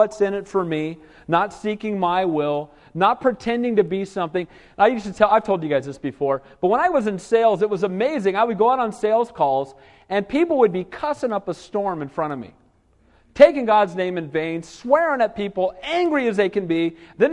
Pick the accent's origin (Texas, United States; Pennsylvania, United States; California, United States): California, United States; Southern; I grew up in Southern California